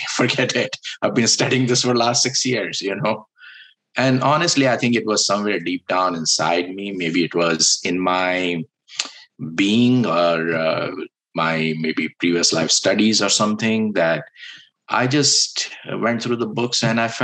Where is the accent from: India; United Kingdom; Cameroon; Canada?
India; I was born in India